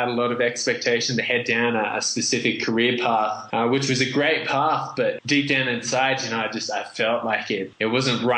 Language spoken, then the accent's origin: English; Australia; accent: very strange and confusing accent; moved away as an adult; also born or lived in Vietnam / Indonesia; now in Peru; we got accepted into Australia, where I grew up, and I ended up with this very strange and confusing accent.